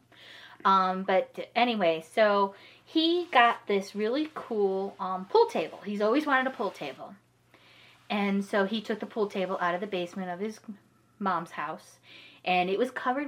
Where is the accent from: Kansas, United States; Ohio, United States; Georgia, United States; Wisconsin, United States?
Ohio, United States; Parma Heights; I grew up in Parma Heights, Ohio. If you're familiar with that, it's, like, suburb of Cleveland area